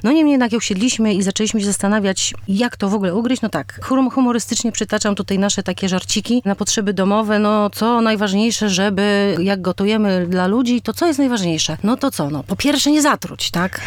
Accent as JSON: {"language": "Polish", "town": "Warsaw", "region": "Masovian Voivodeship", "country": "Poland", "said": "jesteśmy z Pragi"}